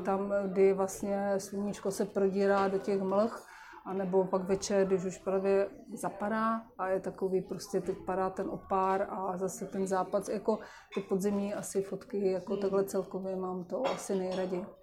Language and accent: Czech; Moravia, Czechia; u nás na Moravě